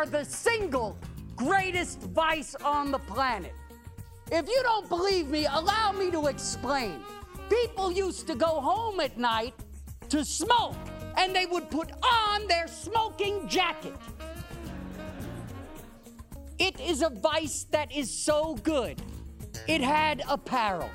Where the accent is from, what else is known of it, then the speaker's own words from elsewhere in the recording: New York City, New York, United States; I grew up in Brooklyn